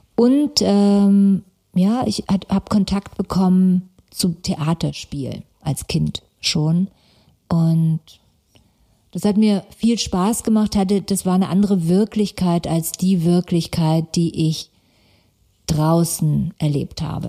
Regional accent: Stuttgart, Baden-Württemberg, Germany; born or raised there; also born or lived in Karlsruhe

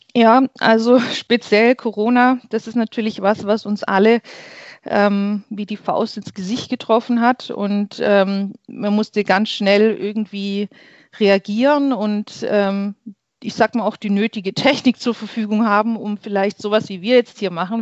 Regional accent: Heimerdingen, Baden-Württemberg, Germany; Ich komme aus Heimerding, schon immer in Heimerding gelebt, geboren und hier aufgewachsen.

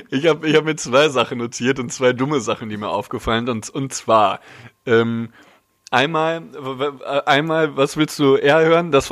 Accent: North Rhine-Westphalia, Germany; Ich bin Pottjunge.

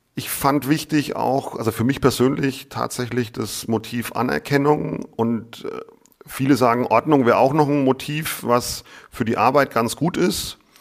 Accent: Lower Franconia, Bavaria, Germany; ich bin Unterfranke und für viele ist es einfach Bayern

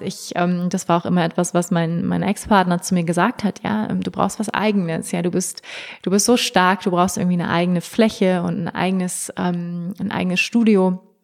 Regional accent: Hamburg, Germany; moved away; also born or lived in Bali / Berlin; ich komme aus Hamburg ursprünglich

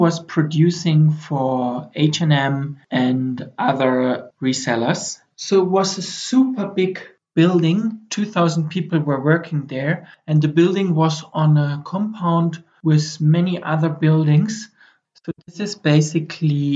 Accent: Germany; moved away as an adult; now in Ethiopia; I'm from Germany, and right now I'm in Africa

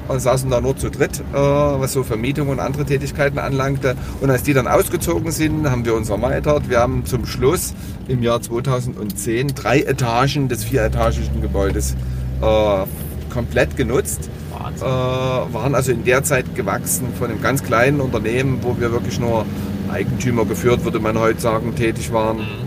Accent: Dresden, Saxony, Germany; Ich bin in Dresden groß geworden

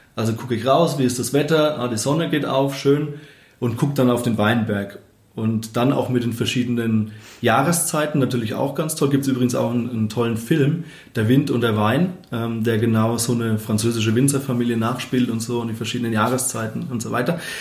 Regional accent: Obereschenbach, Bavaria, Germany; also born or lived in Hammelburg; Obereschenbach, also mein Heimatdorf.

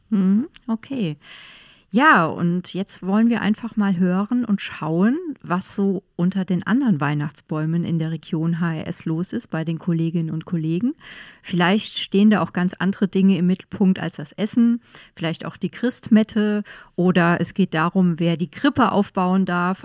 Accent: Estonia; now in Ludwigshafen, Germany; Ich komme aus Estland

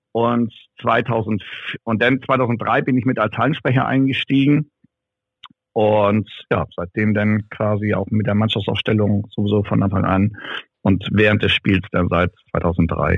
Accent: Ramstedt, Schleswig-Holstein, Germany; in Ramstedt bin ich ja geboren und aufgewachsen, das ist ja nebenan.

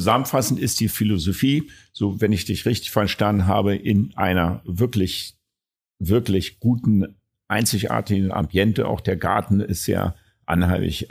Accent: Berlin, Germany; als Berliner

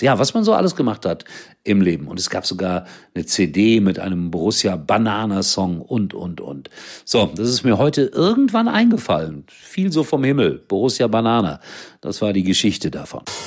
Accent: Germany; Hier bei uns in Deutschland

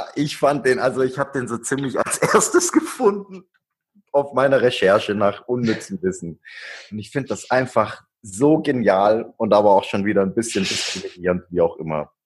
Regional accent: Swabia, Germany; ich bin ein Schwabe

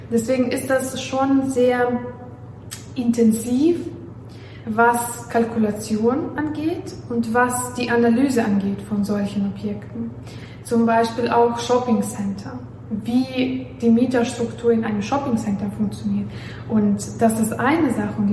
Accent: Belarus; also born or lived in Warsaw, Poland; ich komme ja aus Weißrussland und ich habe ähm, auch in Warschau gelebt

